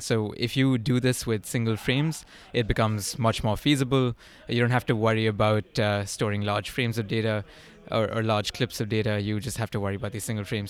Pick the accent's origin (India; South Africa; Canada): India; moved away as an adult; also born or lived in upstate New York; I grew up in India